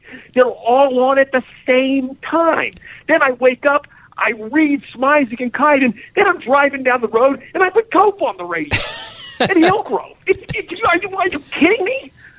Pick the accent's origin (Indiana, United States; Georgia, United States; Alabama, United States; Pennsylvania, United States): Pennsylvania, United States; Harrisburg; now in Pittsburgh, United States; I'm from Harrisburg. I'm not from Pittsburgh.